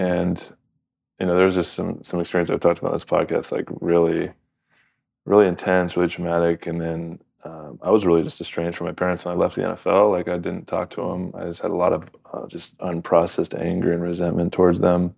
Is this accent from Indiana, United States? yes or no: no; Southern California, United States; from Southern California